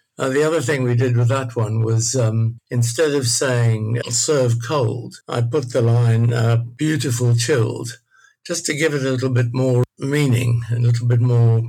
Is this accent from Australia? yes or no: yes; Australia; Being Australian was very macho.